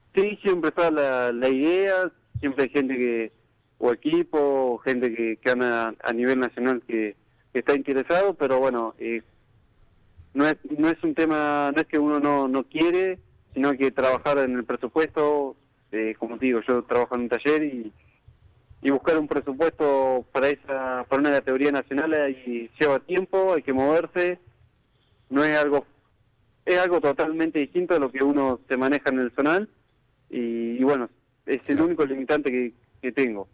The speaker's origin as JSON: {"language": "Spanish", "town": "General La Madrid", "region": "Buenos Aires Province", "country": "Argentina", "moved": "yes", "lives_now": "Necochea, Argentina", "said": "soy de General a Madrid, en, este momento estoy viviendo en Necochea"}